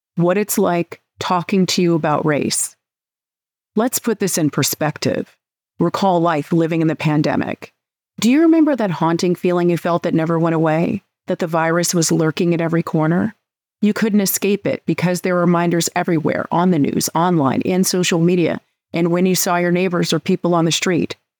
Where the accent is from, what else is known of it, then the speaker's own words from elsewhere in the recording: California, United States; moved away as an adult; I am originally from California.